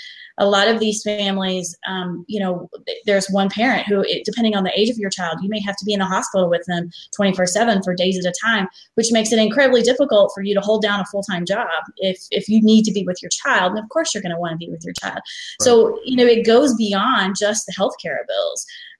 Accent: Tennessee, United States; growing up in Tennessee my entire life

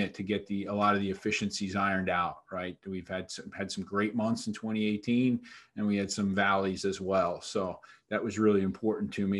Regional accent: New York, United States; I grew up in New York here, but Irish heritage, both my parents also from New York

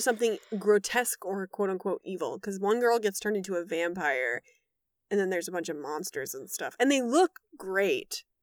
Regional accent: Wisconsin, United States; now in Los Angeles, United States; I grew up in Wisconsin where winter is, uh, three quarters of the year

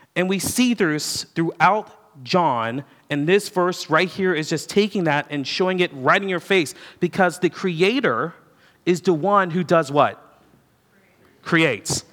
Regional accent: United States; I'm an American

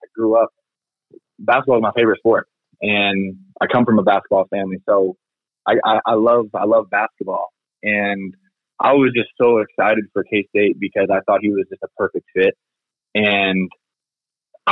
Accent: Kansas City, United States; my hometown

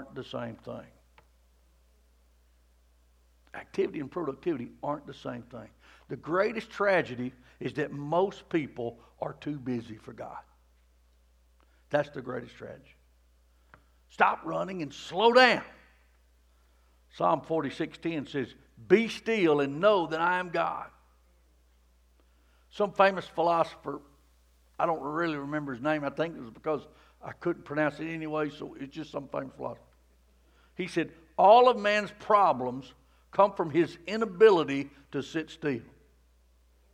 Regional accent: Rockmart, Georgia, United States; I grew up in the Promised Land. I mean, Rockmart

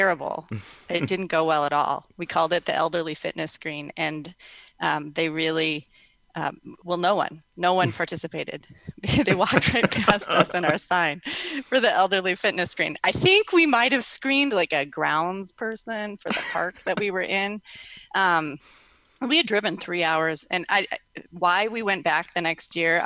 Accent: Minnesota, United States; now in South Dakota, United States; I'm a Minnesotan, but I live in South Dakota

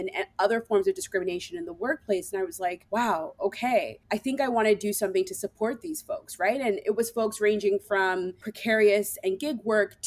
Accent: Toronto, Ontario, Canada; moved away as an adult; also born or lived in Ottawa, Canada; I am from Toronto, so it was a move actually to come to Ottawa

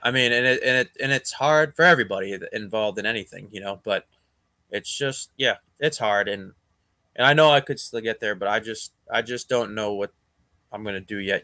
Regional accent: Boston, Massachusetts, United States; moved away as an adult; also born or lived in New York; growing up in Boston

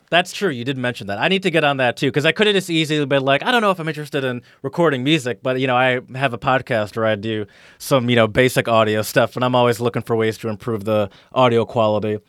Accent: United States; I'm American

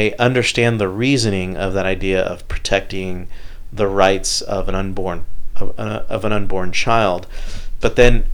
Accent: Houston, Texas, United States; Growing up here in Houston

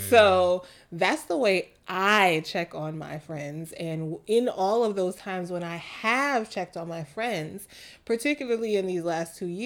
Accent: New York City, New York, United States; moved away; the girls I grew up with in Queens on the block

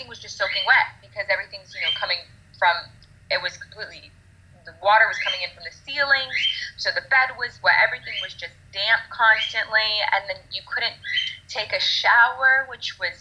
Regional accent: Florida, United States; We are from Florida

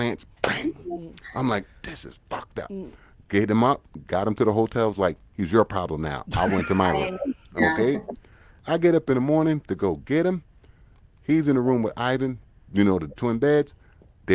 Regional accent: United States; I'm American

